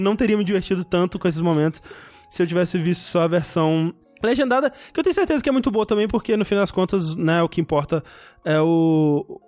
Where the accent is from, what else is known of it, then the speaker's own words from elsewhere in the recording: interior of Minas Gerais, Brazil; eu nasci no interior de Minas Gerais